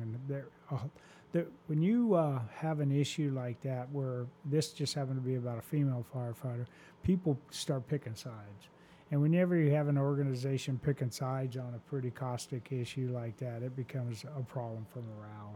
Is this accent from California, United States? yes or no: no; Phoenix, Arizona, United States; moved away as an adult; now in Houston, United States; I was from Phoenix